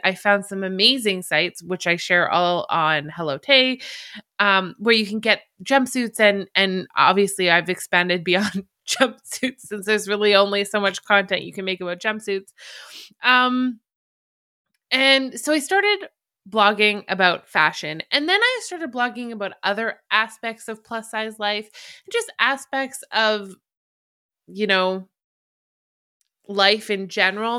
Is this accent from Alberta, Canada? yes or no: yes; Alberta, Canada; accent: Canadian; I'm Canadian. I come from the very beautiful, very like Western looking province of Alberta